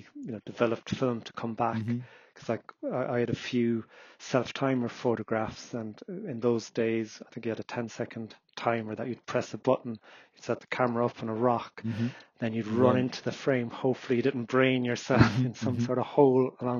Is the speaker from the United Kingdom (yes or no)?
no; Cork, Munster, Ireland; moved away as an adult; now in Kerry, Ireland; originally hailing from Cork City. I was born and bred in Douglas.